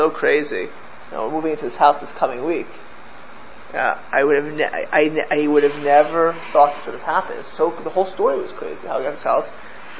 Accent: United States; I'm the only American born, I'm American born in this room, right? But I'm grandchildren of Polish survivors

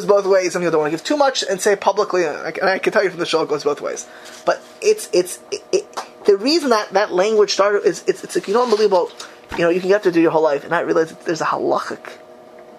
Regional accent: United States; now in Israel; I'm an American. An American. You know, the American kid

